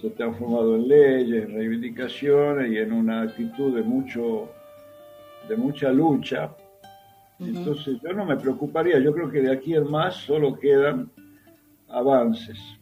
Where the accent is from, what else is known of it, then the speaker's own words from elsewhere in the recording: Tucumán, Argentina; moved away; yo tengo 72 años y soy tucumano